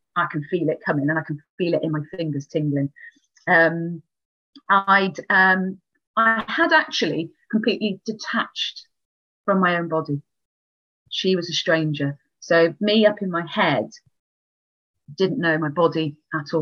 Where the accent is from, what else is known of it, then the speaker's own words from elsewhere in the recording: Wales, United Kingdom; I am very Welsh. So I come from Wales